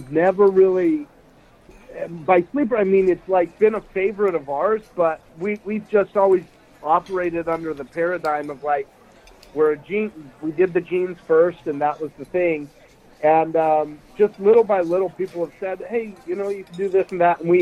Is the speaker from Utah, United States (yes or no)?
yes; Utah, United States; now in Los Angeles, United States; I'm not from here. I'm from Utah. But, from up there in Utah, everybody would wear, like, Carhartts or Dickies and stuff like that for work wear. And I grew up just thinking it looked cool. And then I moved to L.A.